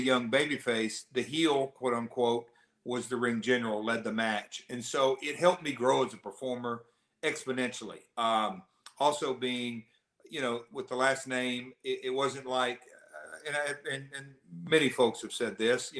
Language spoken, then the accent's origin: English; the South, United States; accent: Southern; I'm the hillbilly, southern boy, whatever you want to call it. Can't get rid of my accent.